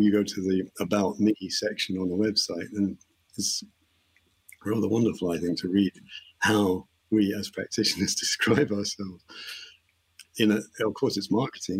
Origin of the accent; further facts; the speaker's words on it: England, United Kingdom; I being English